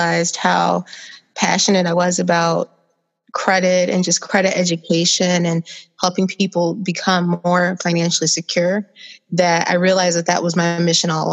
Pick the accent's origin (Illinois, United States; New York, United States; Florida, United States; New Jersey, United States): Illinois, United States; Joliet; now in Chicago, United States; I am from Joliet, Illinois. Came here to Chicago